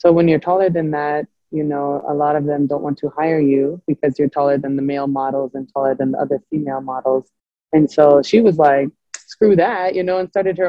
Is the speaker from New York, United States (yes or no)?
no; Pullman, Washington, United States; also born or lived in Colorado, United States; So I grew up in Pullman, Washington, but I was born in Colorado. But everyone always thinks I'm like from Europe.